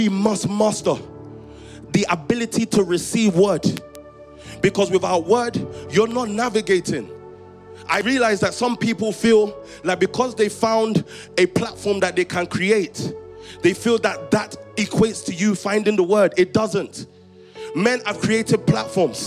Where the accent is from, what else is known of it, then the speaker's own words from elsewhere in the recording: Croydon or Stockwell, London, United Kingdom; growing up in Croydon or Stockwell, moving between Croydon and Stockwell